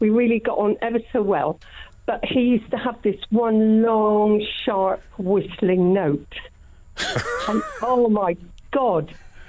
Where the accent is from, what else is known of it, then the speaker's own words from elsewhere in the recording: Trowbridge, South West England, United Kingdom; moved away; I used to live in Trowbridge. That's my hometown.